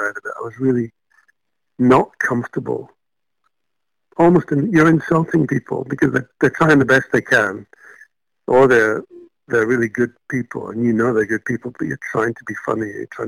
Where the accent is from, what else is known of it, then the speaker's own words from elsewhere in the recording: Malaysia; now in United Kingdom; I was born and brought up in Malaysia